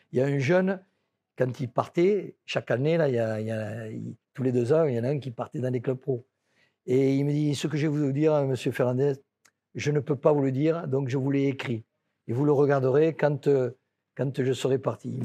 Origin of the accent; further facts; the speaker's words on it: France; je suis français